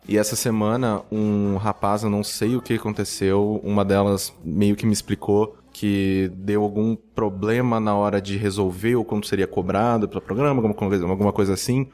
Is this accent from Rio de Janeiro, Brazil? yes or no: no; interior of São Paulo, Brazil; now in São Paulo, Brazil; eu sou do interior, né? Sou do interior de São Paulo e tal. E quando eu vim para São Paulo, há quase 10 anos atrás